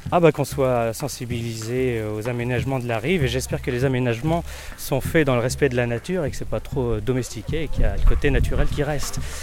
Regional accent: Noyal-Châtillon-sur-Seiche, Brittany, France; moi je suis de Noyal-Châtillon.

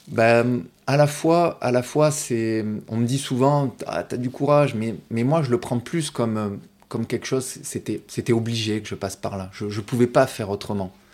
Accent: Martigues, Provence-Alpes-Côte d'Azur, France; je suis né à Martigues. Oui. Donc, euh, voilà, j'ai grandi euh, ici, au bord de l'eau.

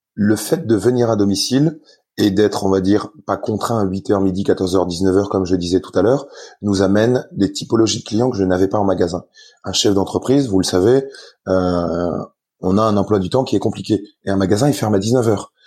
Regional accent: Lorraine, Grand Est, France; je suis, je suis lorrain, donc assez rigoureux

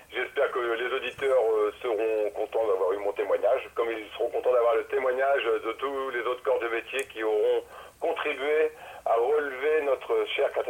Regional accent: France; Il faut être fier de ce qu'on fait quand on est français.

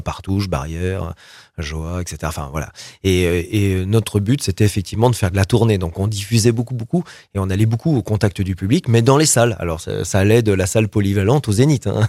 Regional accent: Roanne, Auvergne-Rhône-Alpes, France; je suis rouennais, je suis né à Rouen

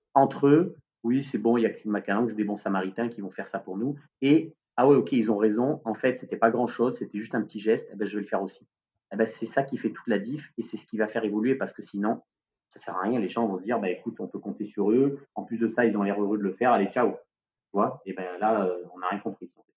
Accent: Marseille, Provence-Alpes-Côte d'Azur, France; nous en tant que Marseillais

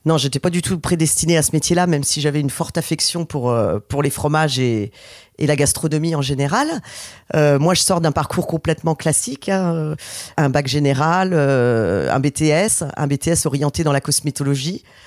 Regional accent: Nantes, Pays de la Loire, France; on est Nantais depuis toujours

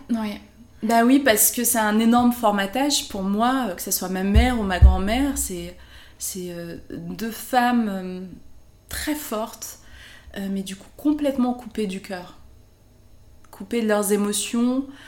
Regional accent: France; je rentrais euh, en vacances au Maroc, on me faisait comprendre que ben non, j'étais de France

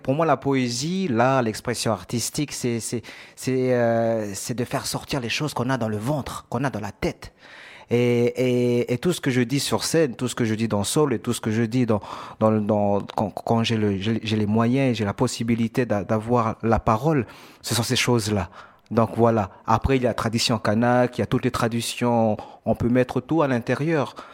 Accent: New Caledonia; moved away as an adult; now in Marseille, France; je viens de Nouvelle-Calédonie.

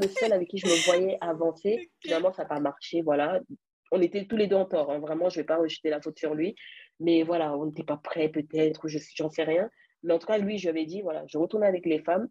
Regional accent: France; also born or lived in Cameroon; je viens du Cameroun, mais j'ai grandi en France. Donc, je vis en France en ce moment

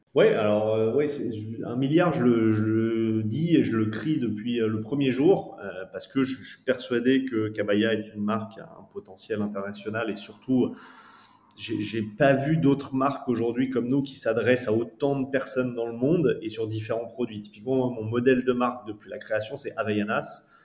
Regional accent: France; nous, en tant que Français

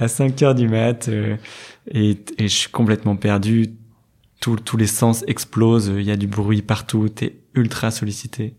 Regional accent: Lille, Hauts-de-France, France; moved away as an adult; now in Hendaye, France; j'ai 29 ans, je suis lillois. Euh, j'ai fait, euh, j'ai fait vraiment euh, tout mon parcours à, à Lille

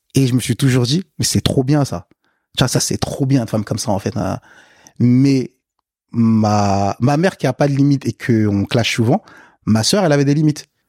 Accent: France; also born or lived in Africa; quand je suis arrivé en France

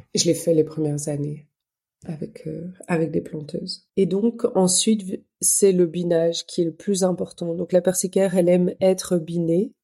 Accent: Belgium; moi je suis belge

